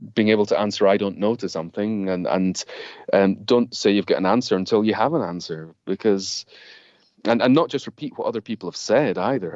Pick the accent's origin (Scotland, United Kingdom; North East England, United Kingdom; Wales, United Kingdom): Scotland, United Kingdom; now in London, United Kingdom; me growing up in Scotland